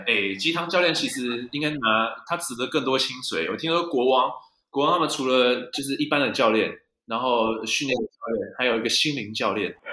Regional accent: New Taipei, Taiwan; 我小时候住在台北县啊

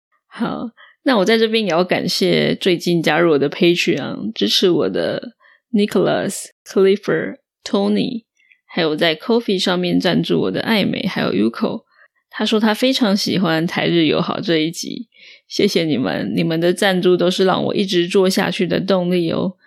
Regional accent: northern Taiwan, Taiwan; also born or lived in Australia; 因为我的家乡就在北部，所以我不用去中南部过年。

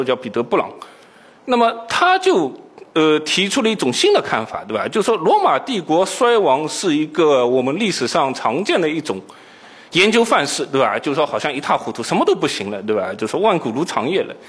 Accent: Shanghai, China; 我也是上海人，

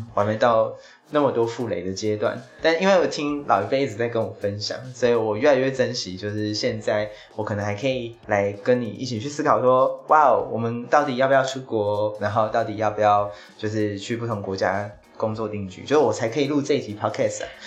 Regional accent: Taiwan; 我自己是在可能台湾长大，那我就是在这里工作

